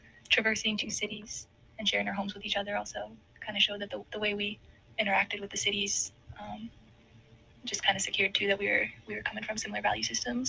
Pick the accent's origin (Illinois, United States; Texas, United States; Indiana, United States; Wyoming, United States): Illinois, United States; Chicago; moved away as an adult; also born or lived in Evanston, Illinois; now in Kalamazoo, United States; I use they or she her pronouns right now. And I am from the Chicagoland area, Evanston and Logan Square and Rogers Park. And I came to Kalamazoo for Kalamazoo College.